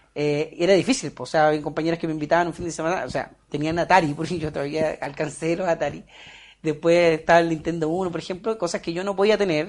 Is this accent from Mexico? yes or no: no; Puerto Montt, Los Lagos, Chile; also born or lived in Alerce; nací en Puerto Montt en sí, pero luego en mi adolescencia, iniciando mi adolescencia, nos trasladamos a un sector que se llama Alerce, que está como 8 kilómetros del centro de Puerto Montt